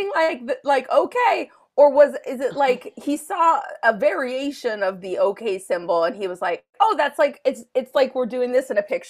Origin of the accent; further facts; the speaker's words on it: Minnesota, United States; I'm from Minnesota.